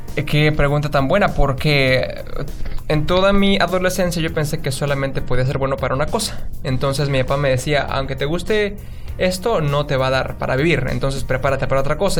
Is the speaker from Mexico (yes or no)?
yes; San Juan del Río, Querétaro, Mexico; moved away as an adult; now in Seattle, United States; soy de México, de una ciudad muy pequeña del estado de Querétaro llamado San Juan del Río. Es una ciudad pues humilde, no tiene muchos medios de trabajo y ahí crecí